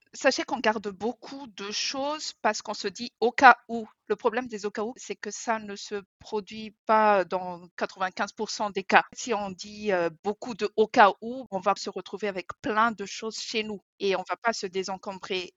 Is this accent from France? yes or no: no; Madagascar; moved away; j'ai grandi à Madagascar